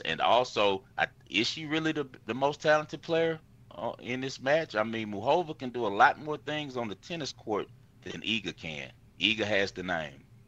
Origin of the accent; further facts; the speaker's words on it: United States; I'm American